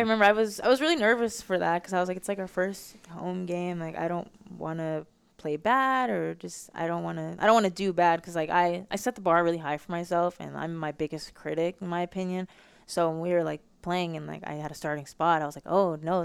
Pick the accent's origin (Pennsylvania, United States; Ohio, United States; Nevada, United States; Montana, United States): Nevada, United States; Las Vegas; moved away as an adult; now in Arizona, United States; I have such a high expectation of being from Vegas